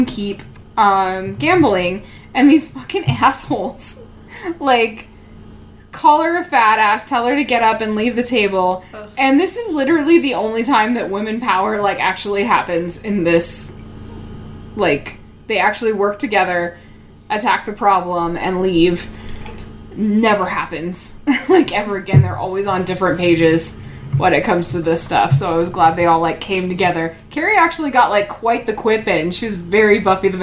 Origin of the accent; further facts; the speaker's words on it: Nevada, United States; Growing up in Nevada